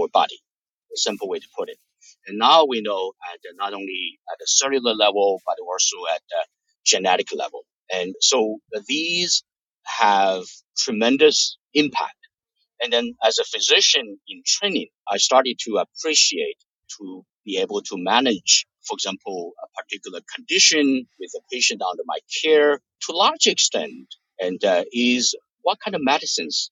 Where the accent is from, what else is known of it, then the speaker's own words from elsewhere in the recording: Hunan, China; moved away as an adult; also born or lived in New Jersey, United States; now in United States; I was born in Hunan, China